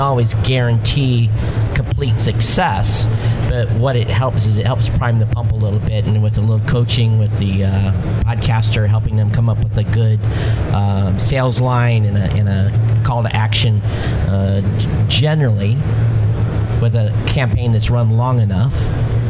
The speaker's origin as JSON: {"language": "English", "region": "Hawaii", "country": "United States", "said": "I'm from Hawaii"}